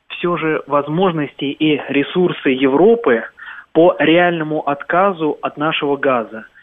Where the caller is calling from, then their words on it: Germany; Да, э, я... Германия.